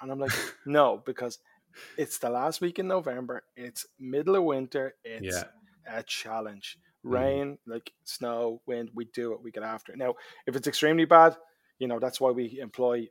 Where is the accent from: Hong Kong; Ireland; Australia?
Ireland; Dublin, Leinster; also born or lived in Kingswood; now in County Kildare, Ireland; where I grew up in Springfield in Tallaght. And then I moved up to Kingswood. And now I'm a Kildare man